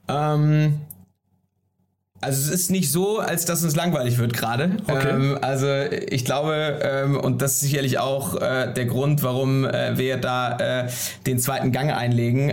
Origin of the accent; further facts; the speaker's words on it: Hamburg, Germany; also born or lived in Berlin; ich bin Hamburger und wohne auch am Wochenende mal in Hamburg